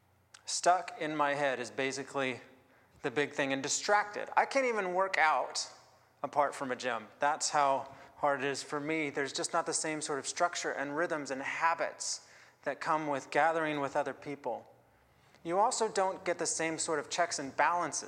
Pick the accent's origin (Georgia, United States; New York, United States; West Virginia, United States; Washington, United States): Washington, United States; Seattle; now in Victoria, Canada; I am an immigrant to Canada. I grew up in the Seattle area